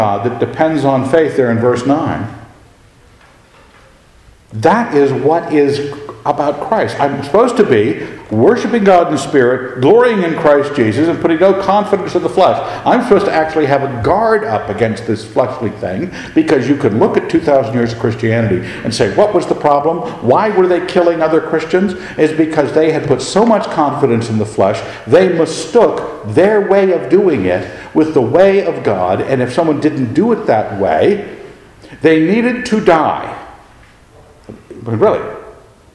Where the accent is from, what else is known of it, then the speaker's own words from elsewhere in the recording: Scotland, United Kingdom; I am a Scot.